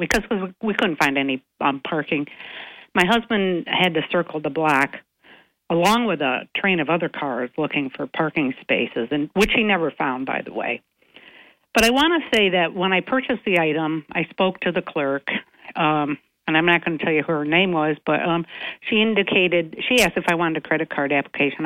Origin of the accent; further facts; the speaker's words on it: Owego, New York, United States; also born or lived in Binghamton; I grew up in Owego and came to Binghamton in the in the 80s